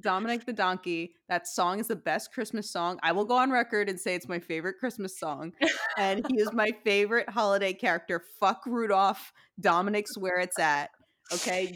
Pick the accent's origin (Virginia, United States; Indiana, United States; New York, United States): New York, United States; New York City; moved away; I grew up in Diker Heights, very close to Bensonhurst